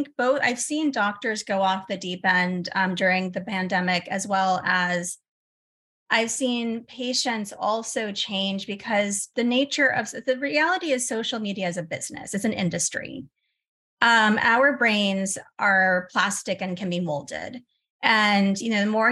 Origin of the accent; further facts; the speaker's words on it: United States; I'm American